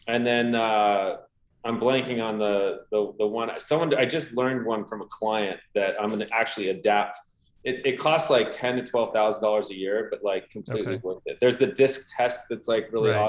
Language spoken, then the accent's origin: English; Southern California, United States; born or raised there